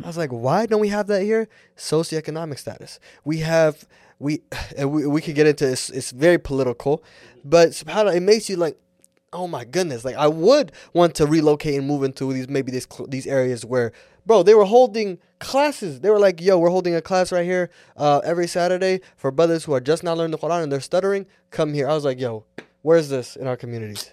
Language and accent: English; United States; I'm an American and Somali